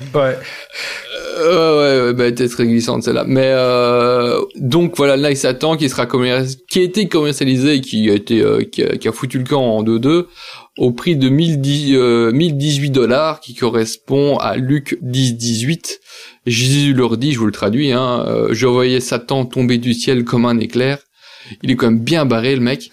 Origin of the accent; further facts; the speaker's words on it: Belgium; je suis belge